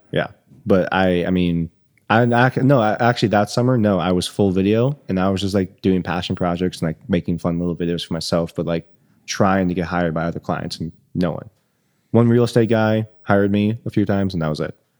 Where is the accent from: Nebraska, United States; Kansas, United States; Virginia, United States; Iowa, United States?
Iowa, United States; Northwest; moved away; I grew up in Northwest Iowa, super small rural community, grew up on the farm